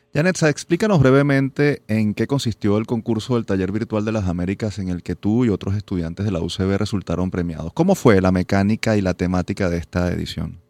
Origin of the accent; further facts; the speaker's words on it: Venezuela; nos hace sentir muy orgullosos como universitarios y como venezolanos